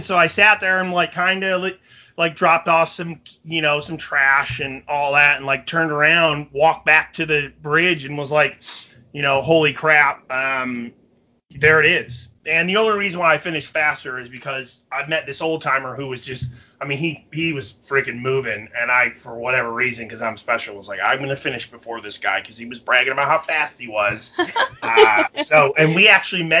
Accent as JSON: {"language": "English", "region": "Michigan", "country": "United States", "moved": "yes", "said": "being from Michigan originally"}